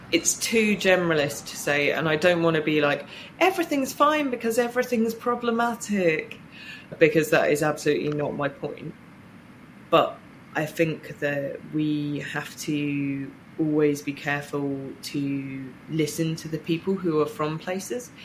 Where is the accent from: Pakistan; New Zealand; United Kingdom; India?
United Kingdom; Reading, South East England; I grew up in Reading